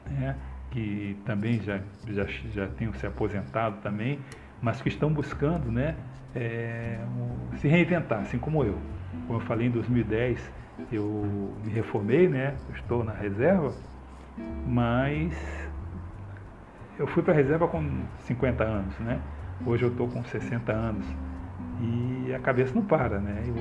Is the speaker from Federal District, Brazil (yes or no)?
no; Rio de Janeiro, Brazil; Como eu falei, eu sou do Rio de Janeiro mas a minha, a minha infância foi muito, muito pobre, né?